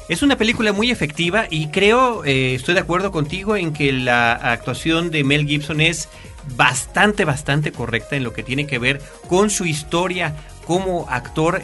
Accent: Mexico; nuestro país, que es México

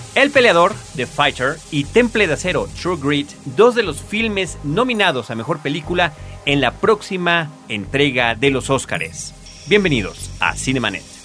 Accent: Mexico

